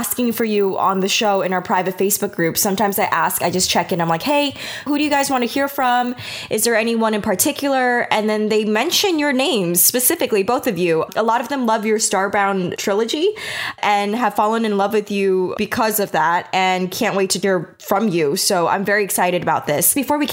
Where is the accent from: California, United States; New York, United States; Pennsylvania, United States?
New York, United States; my hometown in New York